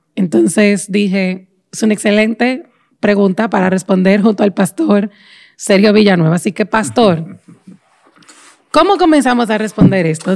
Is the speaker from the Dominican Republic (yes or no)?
yes; Dominican Republic; born or raised there